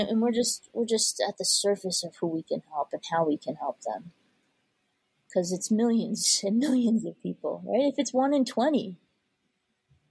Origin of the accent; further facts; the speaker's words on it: United States; I was raised as an Indian first generation American